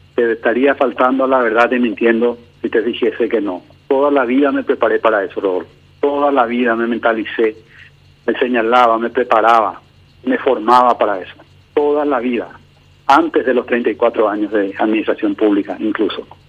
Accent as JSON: {"language": "Spanish", "country": "Paraguay", "said": "todos juntos como paraguayos"}